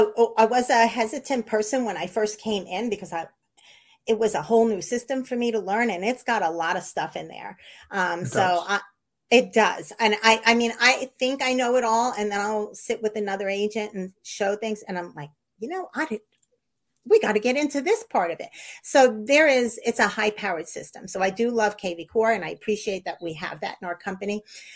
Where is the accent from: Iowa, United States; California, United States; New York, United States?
New York, United States; I'm from New York. I'm from a litigious society.